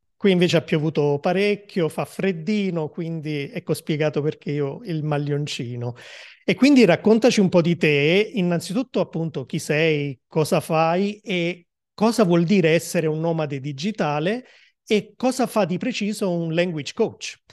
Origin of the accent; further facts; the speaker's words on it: Naples, Campania, Italy; Io Napoli